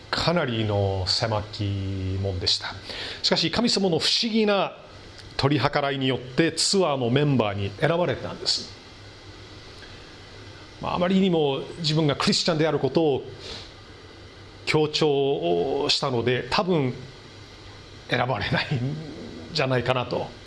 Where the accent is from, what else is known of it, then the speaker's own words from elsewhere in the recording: Milwaukee, Wisconsin, United States; moved away; 私の生まれ育ったミルウォーキー市内